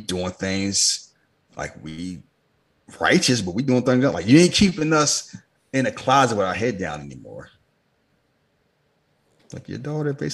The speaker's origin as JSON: {"language": "English", "town": "Philadelphia", "region": "Pennsylvania", "country": "United States", "tie": "born or raised there", "said": "I grew up in Philadelphia"}